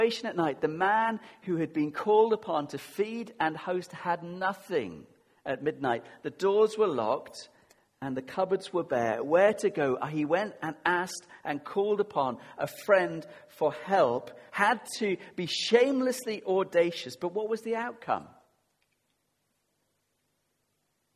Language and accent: English; United Kingdom; we're very British